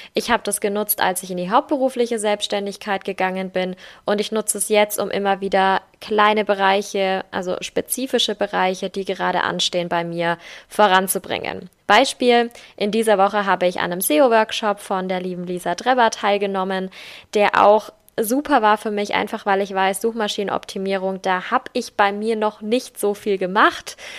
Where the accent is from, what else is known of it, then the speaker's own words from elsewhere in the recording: Germany; bei uns in Deutschland